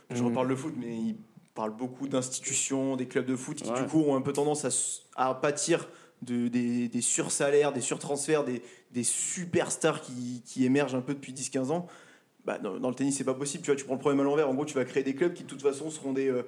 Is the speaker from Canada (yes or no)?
no; France; c'est peut-être aussi qu'on est français